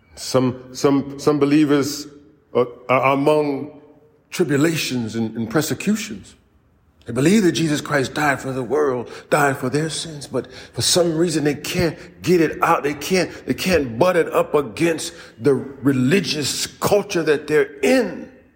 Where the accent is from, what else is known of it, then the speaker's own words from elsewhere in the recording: United States; I was born right here in the United States